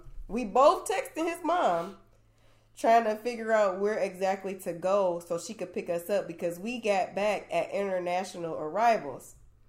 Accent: Michigan, United States; Apparently, my Spanish accent is like really good, so people just swore that I was not from Michigan.

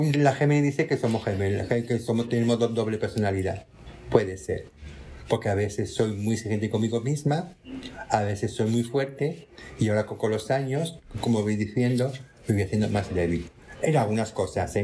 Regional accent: Tangier, Tanger-Tetouan-Al Hoceima, Morocco; moved away; also born or lived in Málaga, Spain / Barcelona, Spain / Madrid, Spain; soy nacida en Tánger, como Viviana Fernández

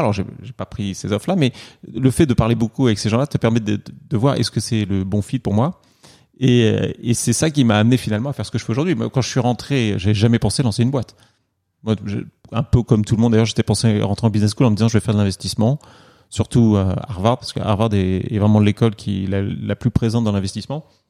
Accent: Normandy, France; moved away as an adult; also born or lived in Paris, France / China; now in New York, United States; je suis né à Paris quand même. C'est-à-dire que je suis pas de Normand d'origine.

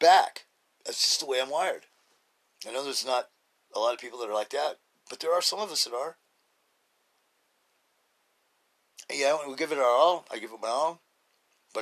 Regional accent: Idaho, United States; I'm from Idaho

